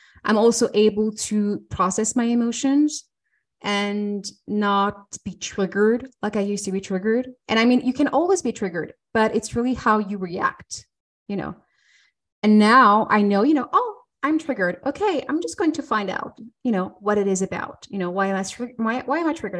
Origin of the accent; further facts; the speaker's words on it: France; now in Switzerland; I'm French and I live in Switzerland.